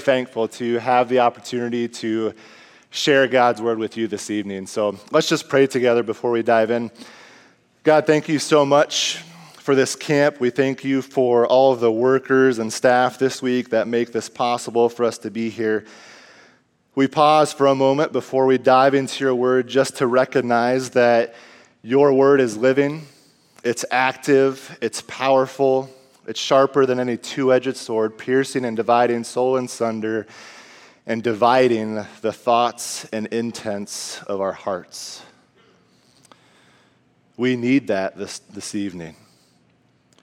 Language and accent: English; Iowa, United States; moved away as an adult; now in Minnesota, United States; me and my wife were both born and raised in Iowa